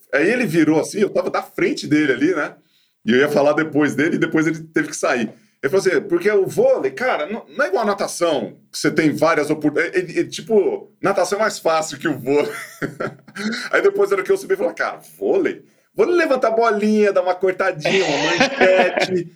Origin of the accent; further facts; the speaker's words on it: Ituverava, São Paulo, Brazil; moved away; quando eu era moleque lá em Ituverava